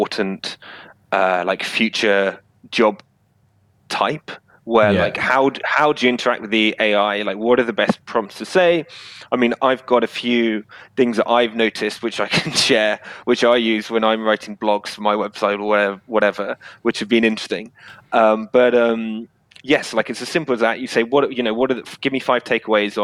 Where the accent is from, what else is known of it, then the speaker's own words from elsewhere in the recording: United Kingdom; I'm obviously British